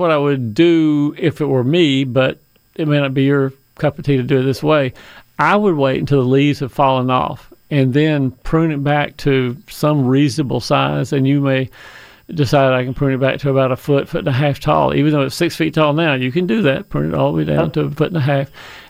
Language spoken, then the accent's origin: English; Fayetteville, Georgia, United States; Fayetteville, Georgia, my hometown